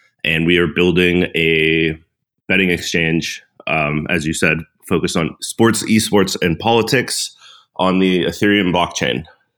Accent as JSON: {"language": "English", "town": "Pittsburgh", "region": "Pennsylvania", "country": "United States", "tie": "born or raised there", "said": "I grew up in Pittsburgh, Pennsylvania"}